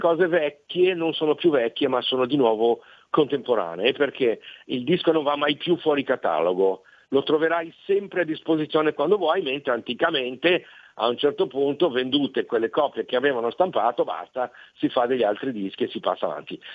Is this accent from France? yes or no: no; Brazil; now in Milan, Italy; sono nato in Brasile